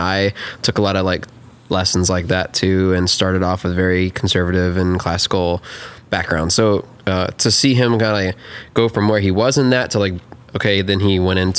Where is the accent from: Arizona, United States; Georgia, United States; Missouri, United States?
Georgia, United States; Atlanta; I'm from Atlanta too.